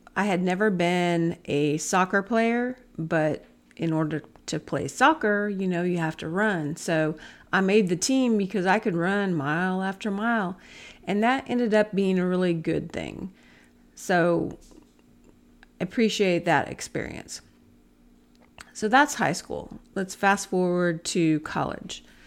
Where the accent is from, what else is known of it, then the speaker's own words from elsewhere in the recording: Lebanon, Oregon, United States; My hometown was Lebanon, Oregon